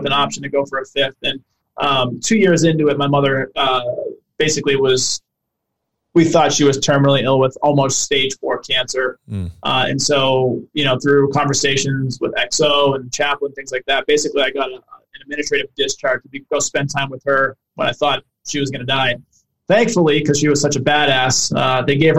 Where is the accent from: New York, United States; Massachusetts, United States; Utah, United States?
Massachusetts, United States; Boston; moved away as an adult; I grew up poor in Boston